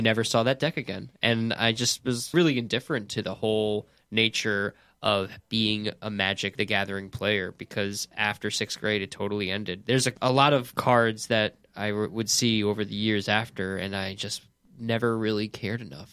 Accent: Woodstock, New York, United States; I grew up in Woodstock, New York

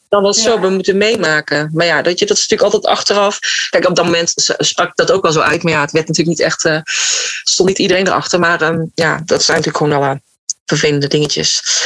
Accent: North Brabant, Netherlands; moved away; ik kom uit Brabant, waar je bijna elk weekend wel een verjaardag hebt

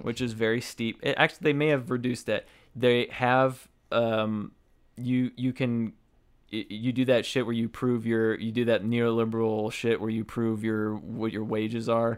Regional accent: Arizona, United States; moved away as an adult; now in Connecticut, United States; I grew up in Arizona. I'm very familiar with Arizona and Arizona politics

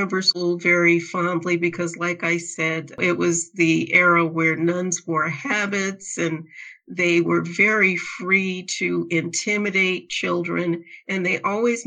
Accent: Phoenix, Arizona, United States; I grew up in Phoenix, Arizona. I grew up in the downtown Phoenix area

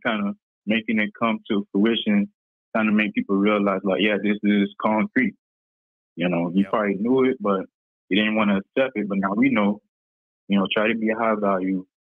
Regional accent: Broward County, Florida, United States; I'm from Broward County.

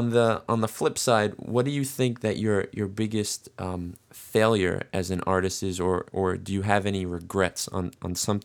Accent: New York, United States; as a New Yorker, I probably have more of an accent than you

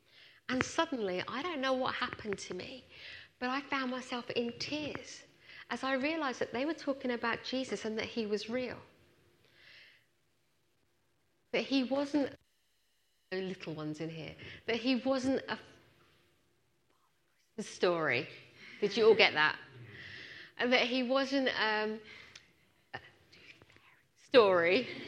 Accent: Punjab, India; born there; moved away; As you can tell, I'm Indian. I wasn't born in this country. I was born in India, in the north, in Punjab.

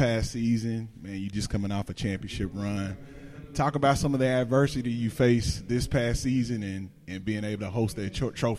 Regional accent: Shelbyville, United States; I'm from Shelbyville. My family's from Shelbyville.

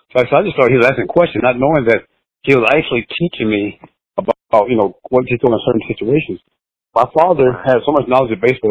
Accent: Florida, United States; we were growing up in Flatland, uh, Florida

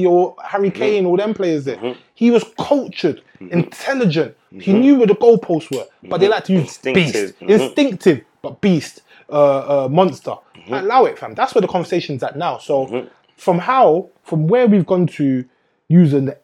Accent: England, United Kingdom; growing up in England

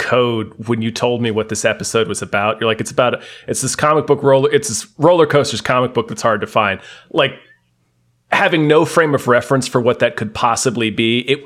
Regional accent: Hampton Roads, Virginia, United States; we had a science museum local to where I grew up in Hampton Roads called Nauticus

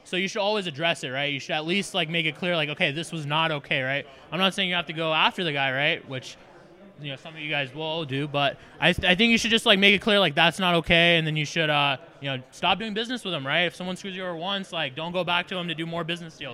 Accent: Foley, Alabama, United States; moved away as an adult; also born or lived in Ithaca, New York / Dallas / Los Angeles / Las Vegas; I originally grew up in Foley, Alabama

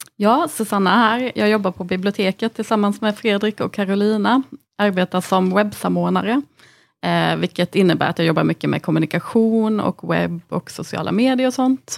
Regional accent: Anderstorp, Jönköping County, Sweden; Jag växte upp i Anderstorp, ett litet samhälle som eh, ligger 10 mil från Halmstad, ligger i Småland

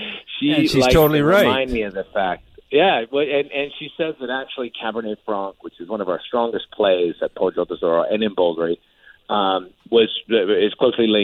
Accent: Napa Valley, California, United States; I'm a kid from Napa Valley, and so I grew up, going up and down the Silverado Trail

